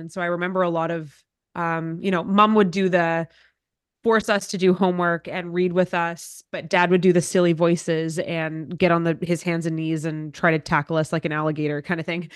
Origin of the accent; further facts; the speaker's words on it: Cochrane, Alberta, Canada; moved away as an adult; now in Ottawa, Canada; I grew up in the same town Dad still lives in, in Cochrane, Alberta